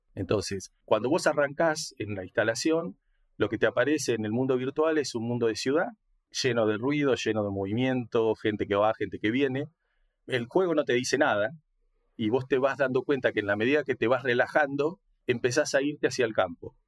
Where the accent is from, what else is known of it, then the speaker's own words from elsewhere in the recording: Argentina; now in La Plata, Argentina; soy argentino, eh, nací hace 60 años, soy grande.